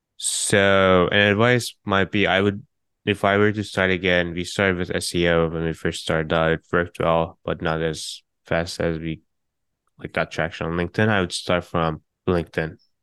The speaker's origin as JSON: {"language": "English", "country": "Turkey", "moved": "yes", "lives_now": "San Francisco, United States", "said": "I'm from Turkey"}